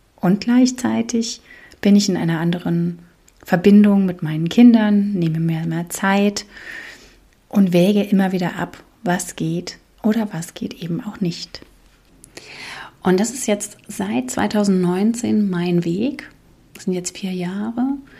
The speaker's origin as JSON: {"language": "German", "region": "East Germany", "country": "Germany", "tie": "born or raised there", "moved": "yes", "lives_now": "Palatinate, Germany", "said": "in der DDR, wo ich groß geworden bin"}